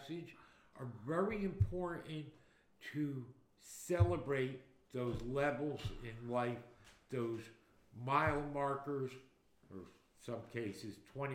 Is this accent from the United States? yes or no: yes; Newark, New Jersey, United States; I grew up in Newark, New Jersey